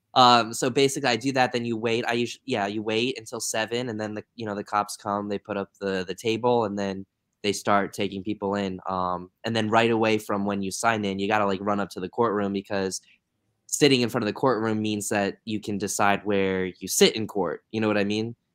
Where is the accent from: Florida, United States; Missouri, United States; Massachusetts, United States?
Florida, United States; I'm from Florida